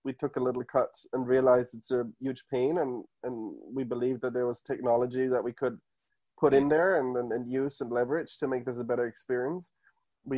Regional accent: Munich, Bavaria, Germany; moved away as an adult; now in United States; So I was born and raised in Munich

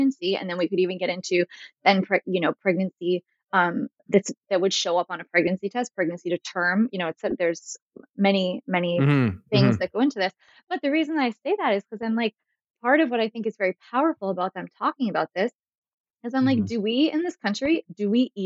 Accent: Northeast, United States; I'm from the Northeast

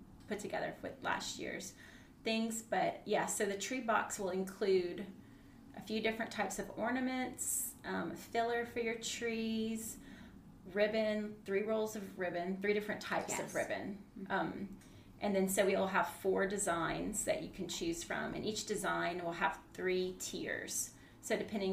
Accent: Gonzales, Louisiana, United States; I'm from Gonzales.

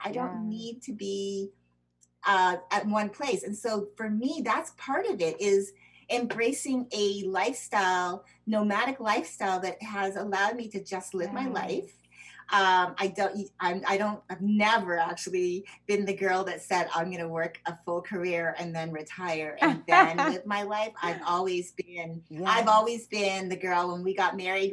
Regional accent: Canada; also born or lived in United States; I'm American citizen born, but I was also raised in Canada

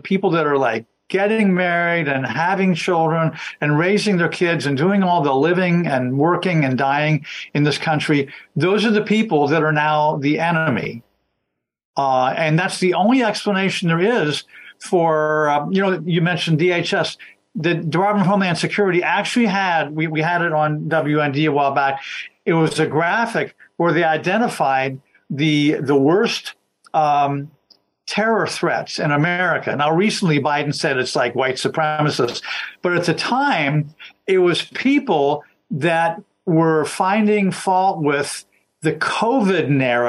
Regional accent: Washington, District of Columbia, United States; By the way, I grew up in Washington, D.C., was down there all the time.

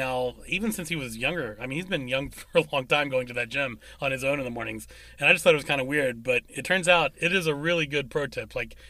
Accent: West Virginia, United States; we're from West Virginia

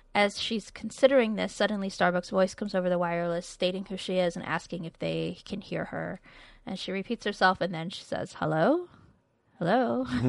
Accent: United States; we really pronounce our R's here

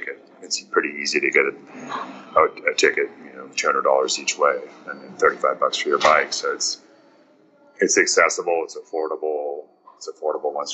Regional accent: South Africa; moved away; I'm originally from South Africa

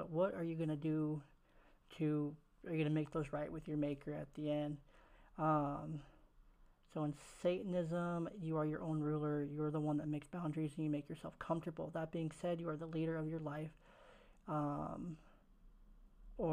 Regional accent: Oakland, California, United States; moved away; I was raised in Oakland, California

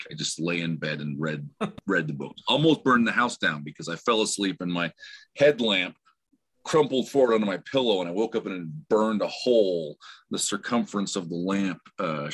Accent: Utah, United States; also born or lived in Provo, Utah; I'm basically from Utah.

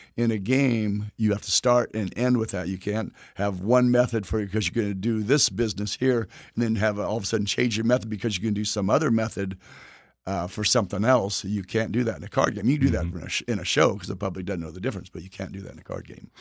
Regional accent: Texas, United States; where I'm from Texas

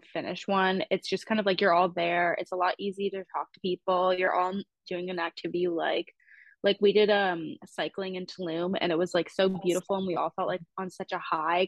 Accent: Canada; I'm Canadian

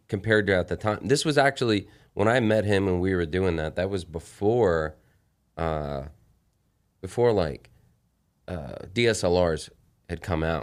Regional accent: El Paso, Texas, United States; the town that I was born. I'm from El Paso, Texas

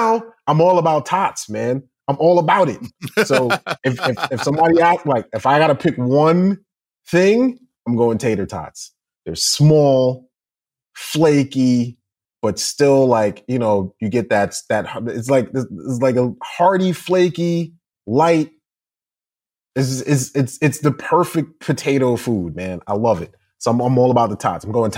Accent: United States; I'm American, bro. I pronounce it wrong now, man.

